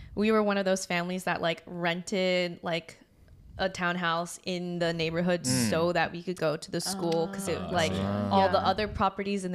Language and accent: English; Palo Alto, California, United States; I grew up in Palo Alto. It's kind of like in the middle of the Silicon Valley